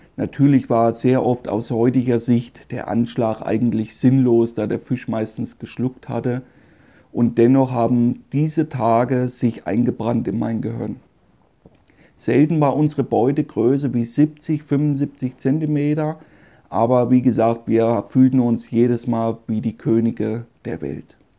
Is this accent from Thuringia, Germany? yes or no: yes; Meiningen, Thuringia, Germany; Da wurde ich geboren in Meiningen. Das ist eine kleine Stadt in Südthüringen